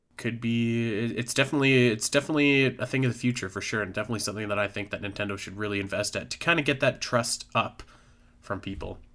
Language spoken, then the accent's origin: English; Canada; I'm from Canada